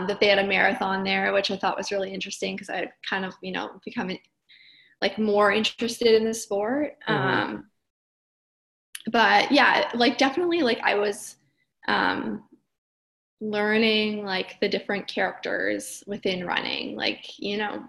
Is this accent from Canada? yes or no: yes; Kenora, Ontario, Canada; now in Brooklyn, United States; I grew up in Northern Ontario in Kenora.